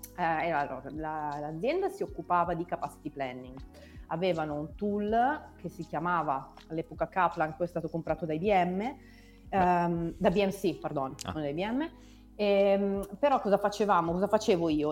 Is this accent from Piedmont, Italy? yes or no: yes; Novara, Piedmont, Italy; Io sono originaria di Novara, quindi ho fatto le ah, scuole